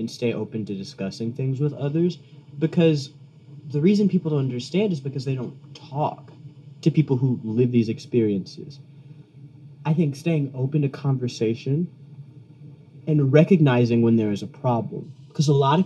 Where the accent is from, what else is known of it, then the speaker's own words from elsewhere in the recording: Jackson, Mississippi, United States; I'm from Jackson, Mississippi